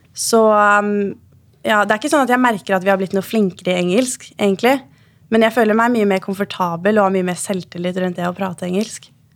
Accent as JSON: {"language": "Norwegian", "country": "Norway", "said": "hjemme i Norge"}